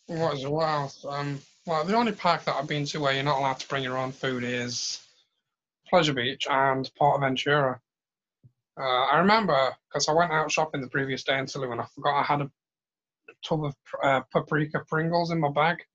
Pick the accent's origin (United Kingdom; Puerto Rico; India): United Kingdom; I'm a I'm a Brit. It's what we do.